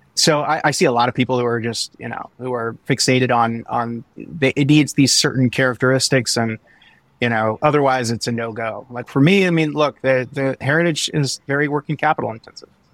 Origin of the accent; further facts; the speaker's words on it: Midwest, United States; I'm from the Midwest